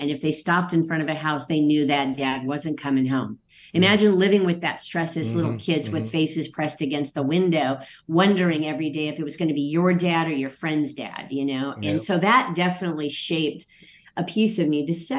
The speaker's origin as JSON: {"language": "English", "region": "Okinawa", "country": "Japan", "tie": "born there", "said": "I was born on Okinawa"}